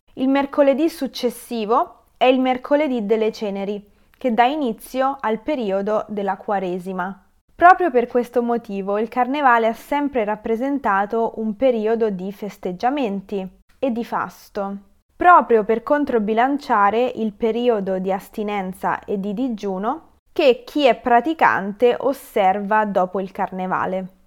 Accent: Rome, Lazio, Italy; io le chiamo frappe perché sono di Roma

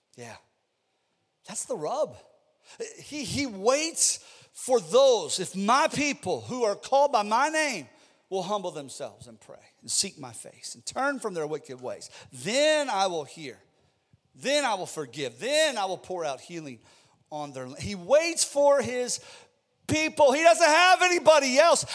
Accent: Ohio, United States; I'm from Ohio, and we had steel plants where I, I grew up

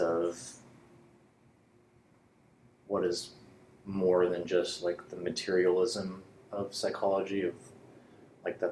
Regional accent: Calabasas, California, United States; I grew up in Calabasas, California, probably about half an hour to 45 minutes from

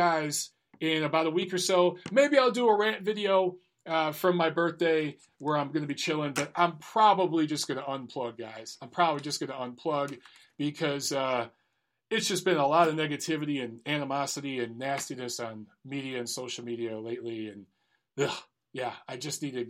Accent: Detroit, Michigan, United States; I'm from Detroit.

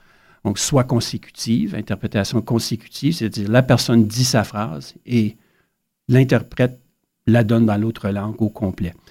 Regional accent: Sarnia, Ontario, Canada; moved away as an adult; also born or lived in Ottawa; je viens de Sarnia en Ontario. Il y a très peu de francophones, mais grâce à mes parents, on a maintenu notre français.

